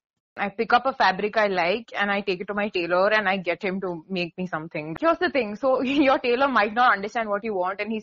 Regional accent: India; we're from India

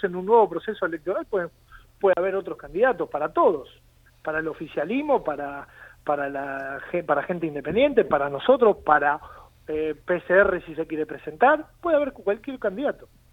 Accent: Avellaneda, Buenos Aires Province, Argentina; yo soy de Avellaneda. Trabajo en Avellaneda

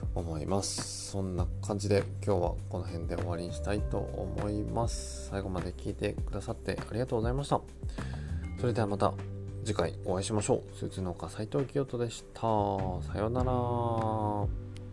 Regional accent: Kawanishi, Yamagata, Japan; 僕の地元の川西町でも本当に床上浸水あと道路河川が氾濫

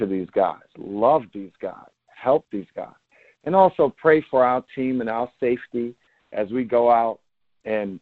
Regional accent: New York, United States; I'm a New Yorker. I don't live here.

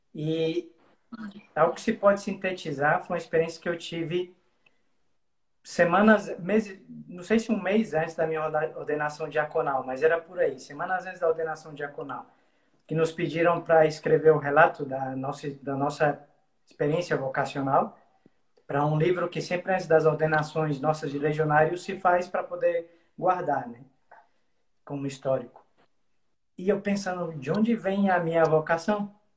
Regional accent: Brasília, Federal District, Brazil; sou de Brasília, mas eu costumo falar que eu sou de Brasília, mas tenho sem, o sangue cem por cento nordestino

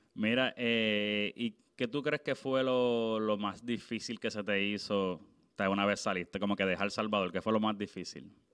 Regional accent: Puerto Rico; yo soy obviamente de Puerto Rico

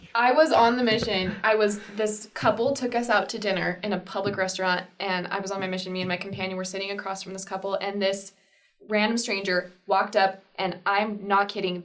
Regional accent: Arizona, United States; I was raised in Arizona and I from a small town, 5,000 people

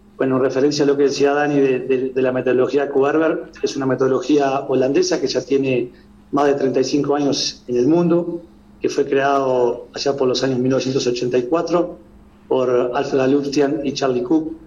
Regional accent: Uruguay; now in Ecuador; como uruguayo

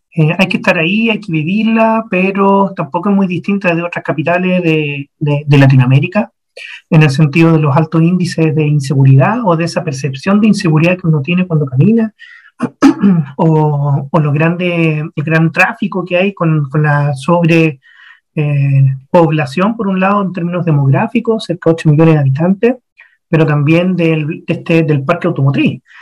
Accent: Santiago, Santiago Metropolitan Region, Chile; moved away; yo soy de Santiago de Chile. Ahí nací, año 82, 39 años atrás.

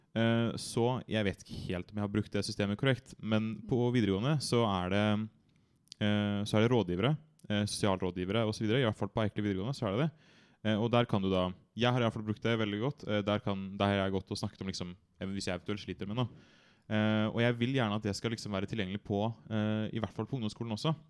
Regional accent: Bærum, Akershus, Norway; jeg kommer fra Bærum.

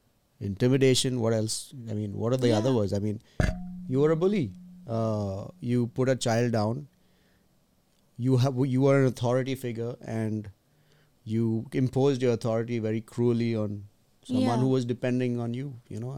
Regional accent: Mumbai, Maharashtra, India; It reminds me of Bombay. I'm from Bombay, kind of.

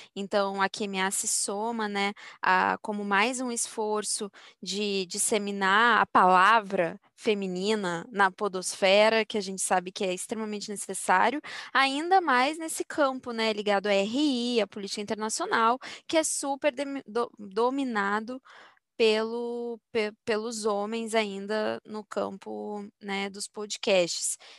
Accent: Brazil; como brasileira

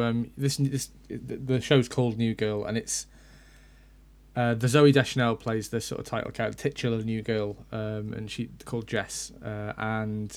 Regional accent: United Kingdom; we're British

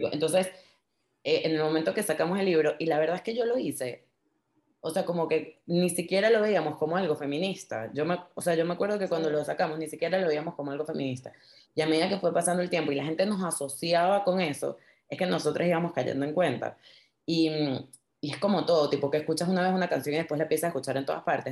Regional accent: Venezuela; somos los venezolanos

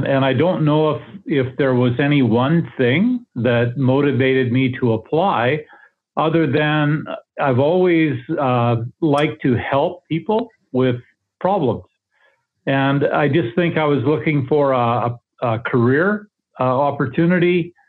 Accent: Paradise Valley, Alberta, Canada; No, I'm actually from Eastern Alberta.

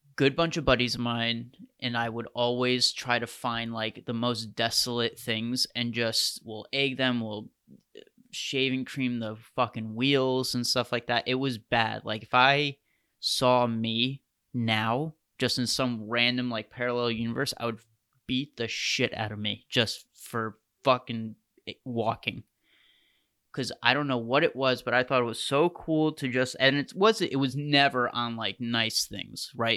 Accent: United States

